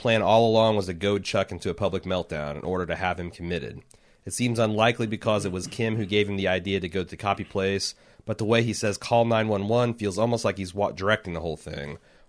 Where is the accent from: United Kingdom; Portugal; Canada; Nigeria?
United Kingdom; Now, I'm a Brit, and being this being a tiny place, as it were